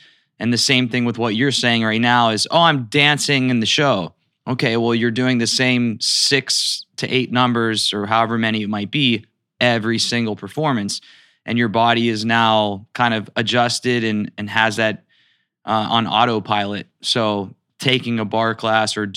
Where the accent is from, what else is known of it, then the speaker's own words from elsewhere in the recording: Youngstown, Ohio, United States; I'm from Youngstown, Ohio, so I just had to bring that up that we're two Ohioans